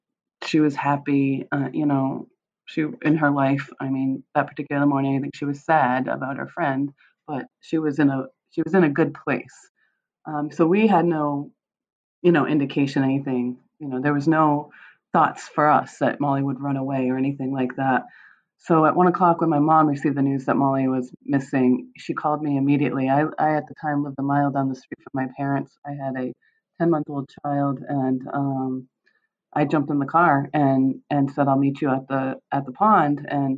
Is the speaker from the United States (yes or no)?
yes; Michigan, United States; born there; I was born in Michigan. My mom is from Michigan, but my dad had grown up in West Warren.